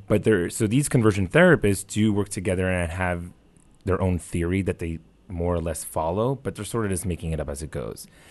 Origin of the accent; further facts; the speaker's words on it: New York City, New York, United States; I grew up in the New York City area